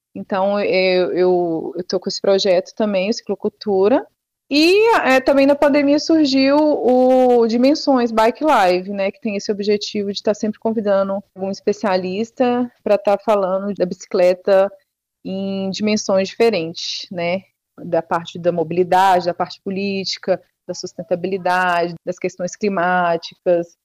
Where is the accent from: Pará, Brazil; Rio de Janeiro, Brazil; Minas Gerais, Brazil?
Minas Gerais, Brazil; Serro; now in Campinas, Brazil; a minha cidade, que é a penúltima cidade da Estrada Real, que é o Cerro